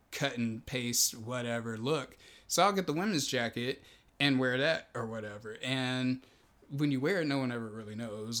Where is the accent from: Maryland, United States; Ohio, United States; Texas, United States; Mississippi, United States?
Texas, United States; now in Los Angeles, United States; I grew up in Texas